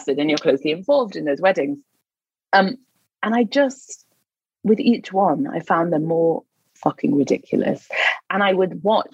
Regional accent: Newcastle upon Tyne, North East England, United Kingdom; moved away; I'm from Newcastle, so I was living in the north at the time

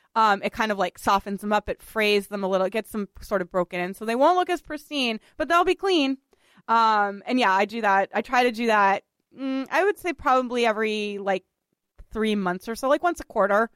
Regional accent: Boston, Massachusetts, United States; moved away as an adult; now in New York City, United States; Richard and I are both from Boston, and we have we often talk about you know our sort of love of growing up in Boston

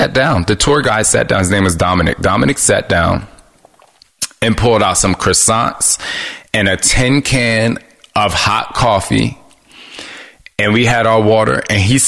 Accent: New Jersey, United States; I'm from Jersey. And so the way we communicated where I'm from

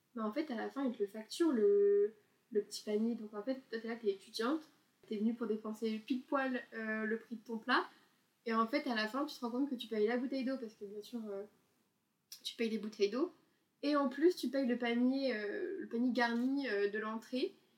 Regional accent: France; en tant que Français bien pressé

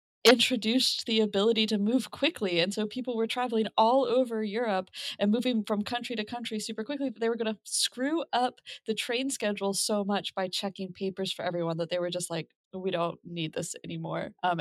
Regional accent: United States; As an American, I have to point out that no other country in the world has technology or metropolitan centers.

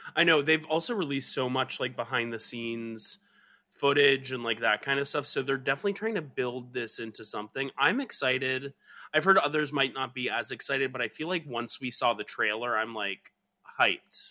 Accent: Georgia, United States; moved away; where I grew up in Georgia

